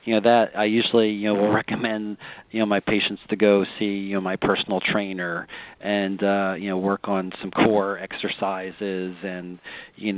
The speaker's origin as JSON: {"language": "English", "region": "Pennsylvania", "country": "United States", "moved": "yes", "lives_now": "Sarasota, United States", "said": "I'm originally from Pennsylvania"}